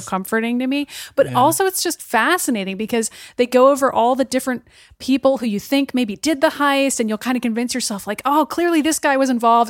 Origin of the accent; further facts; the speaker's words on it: Boston, Massachusetts, United States; my hometown of Boston